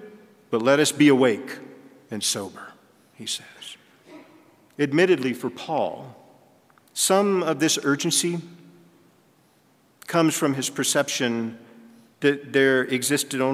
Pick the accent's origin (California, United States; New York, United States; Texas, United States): Texas, United States; moved away; I'm from Texas, and anything below 85 is in the blue for me